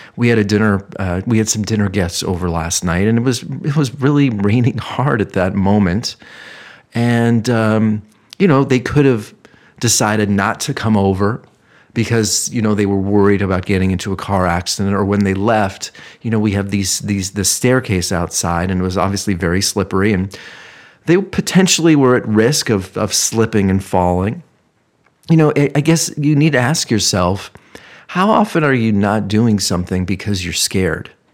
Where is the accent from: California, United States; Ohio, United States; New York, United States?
Ohio, United States; moved away; growing up in Ohio